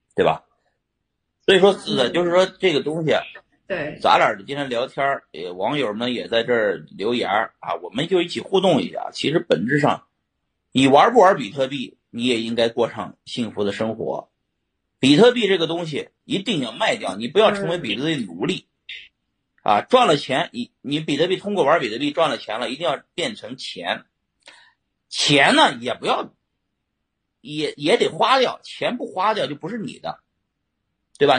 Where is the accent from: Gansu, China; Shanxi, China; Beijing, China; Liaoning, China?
Shanxi, China; 我们山西人